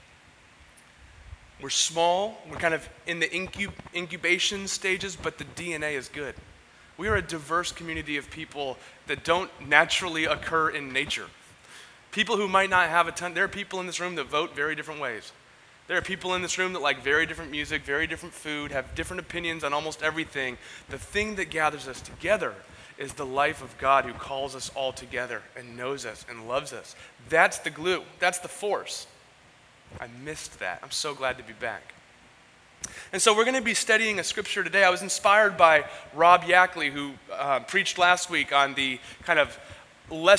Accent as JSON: {"language": "English", "town": "San Diego", "region": "California", "country": "United States", "tie": "born or raised there", "said": "Growing up in Ocean Beach, I didn't grow up canoeing. I grew up surfing, boogie boarding, and body surfing"}